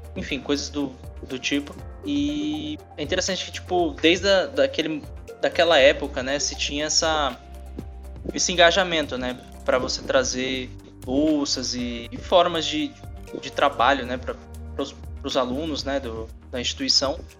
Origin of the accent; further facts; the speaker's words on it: São Paulo, Brazil; moved away as an adult; now in Natal, Brazil; Eu sou de São Paulo, então eu tô aqui há uns 5 anos em Natal